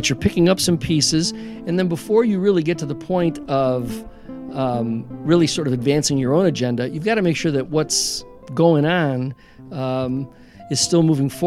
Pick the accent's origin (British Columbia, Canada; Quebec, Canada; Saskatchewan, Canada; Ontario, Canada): Ontario, Canada; Niagara Falls; if I say to someone that I'm from Niagara Falls, mm-hmm. um, often people don't realize that there's a city here.